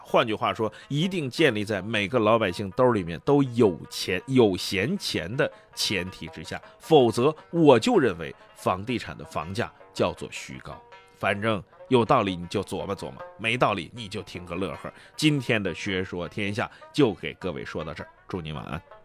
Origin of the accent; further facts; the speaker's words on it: China; 我们中国人更喜欢的叫做房子